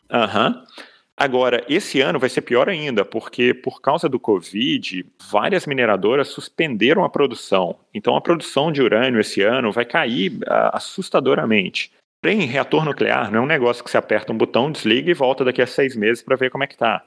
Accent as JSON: {"language": "Portuguese", "region": "Minas Gerais", "country": "Brazil", "said": "eu sou de Minas"}